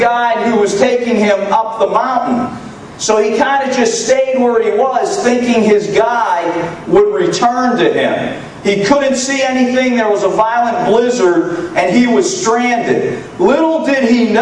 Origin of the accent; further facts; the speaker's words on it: United States; I'm from the United States